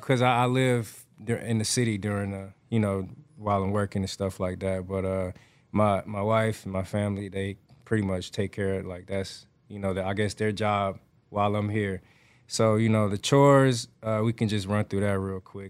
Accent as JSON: {"language": "English", "town": "Atlanta", "region": "Georgia", "country": "United States", "tie": "born or raised there", "moved": "as an adult", "lives_now": "Houston, United States", "said": "I grew up raised in Atlanta, Georgia"}